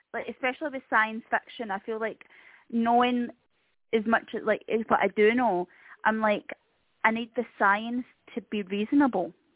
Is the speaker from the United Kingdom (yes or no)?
yes; Scotland, United Kingdom; being Scottish